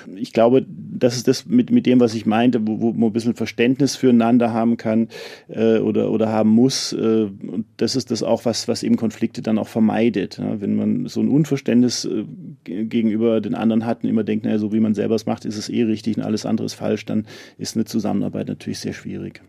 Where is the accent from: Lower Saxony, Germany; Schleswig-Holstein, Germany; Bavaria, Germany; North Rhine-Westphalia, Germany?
Bavaria, Germany; Munich; als Münchner